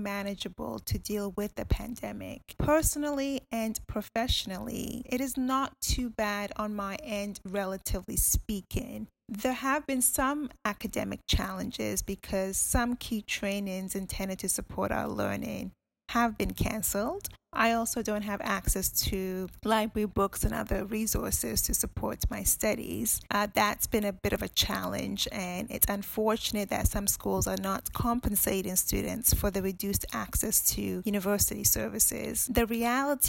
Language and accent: English; Ghana; now in United Kingdom; I'm from Ghana, and I'm currently based here